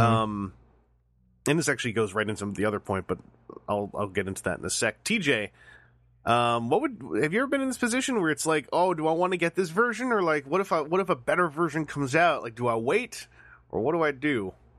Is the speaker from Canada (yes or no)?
yes; Canada; I'm Canadian.